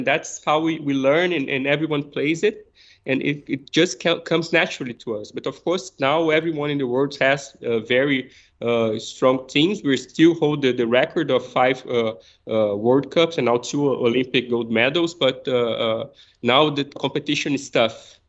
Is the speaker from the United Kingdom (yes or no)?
no; Brazil; moved away; We grew up playing football